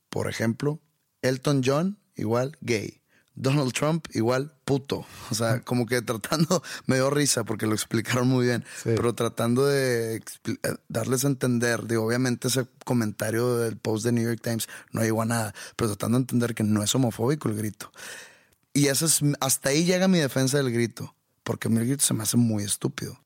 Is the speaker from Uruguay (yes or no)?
no; Mexico; accent: norteño; soy mexicano